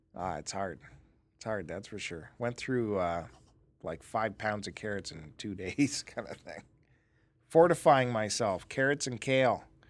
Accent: Canada

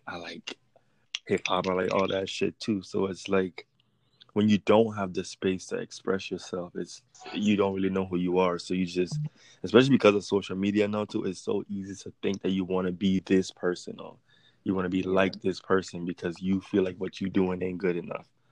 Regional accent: U.S. Virgin Islands; moved away as an adult; also born or lived in Los Angeles; now in United States; I am from the United States Virgin Islands, and I recently moved to the mainlands of America like two years ago.

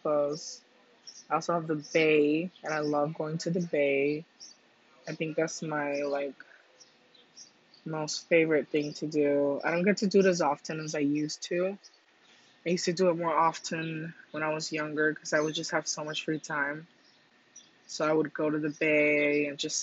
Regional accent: Cuba; moved away; I was born in Cuba, and growing up, my grandma's house was like less than 10 feet away from the ocean

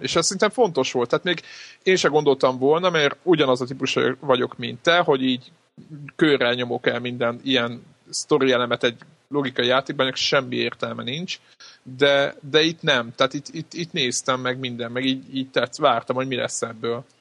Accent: Hungary; magyarok vagyunk

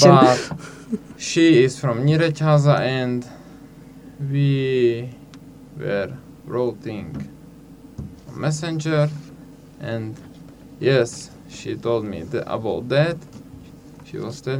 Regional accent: Slovakia; first language Hungarian; English is a second language; my mother language is Hungarian, but I am from Slovakia, so I speak also in Slovakian too

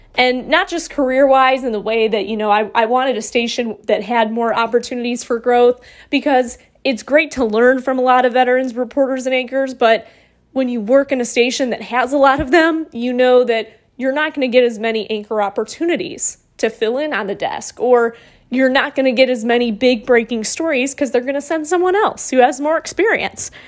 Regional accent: Monroe, Michigan, United States; moved away as an adult; also born or lived in Toledo, Ohio; now in Roanoke, United States; Monroe, Michigan, where I really grew up

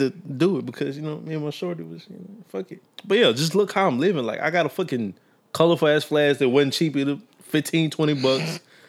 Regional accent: Meridian, Mississippi, United States; I'm from Meridian.

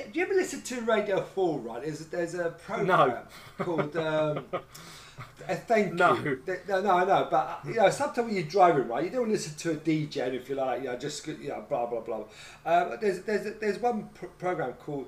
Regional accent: England, United Kingdom; we're English

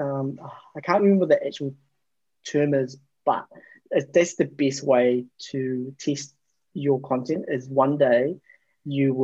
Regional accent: New Zealand; I grew up in New Zealand

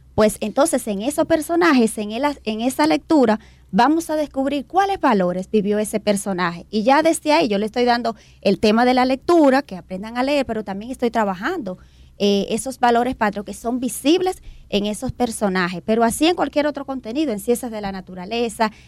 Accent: Dominican Republic; como dominicanos y dominicanas también somos disciplinados

